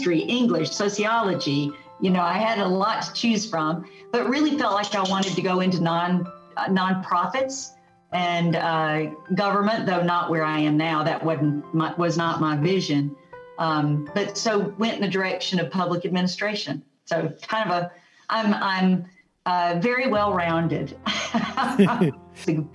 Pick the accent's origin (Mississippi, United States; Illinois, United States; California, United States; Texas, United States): Mississippi, United States; Aberdeen; also born or lived in Fort Walton Beach, Florida; now in Huntsville, United States; I'm from Aberdeen